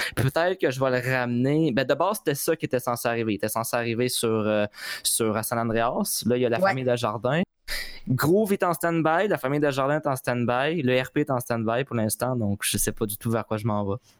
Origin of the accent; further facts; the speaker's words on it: Quebec, Canada; je suis québécois